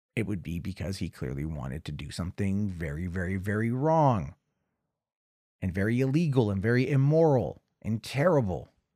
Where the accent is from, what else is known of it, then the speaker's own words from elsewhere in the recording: Oregon, United States; Oregon, my home state